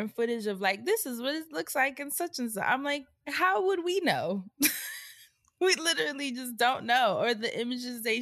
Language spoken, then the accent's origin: English; New York, United States; now in Oregon, United States; I'm from New York